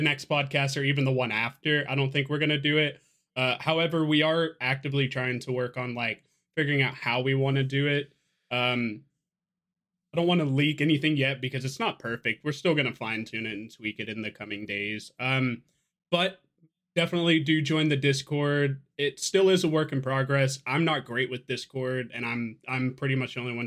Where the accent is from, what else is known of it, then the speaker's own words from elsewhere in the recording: Georgia, United States; also born or lived in Louisiana; I grew up in Georgia. I was born in Louisiana, but my family moved to Georgia when I was one. And we pretty much lived here.